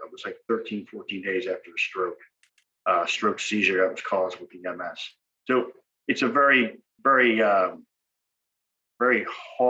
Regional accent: Long Island, New York, United States; now in Hampton Roads, United States; I'm originally from Long Island, New York

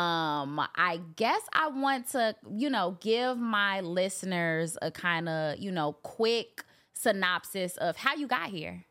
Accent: Chicago, Illinois, United States; I'm from Chicago

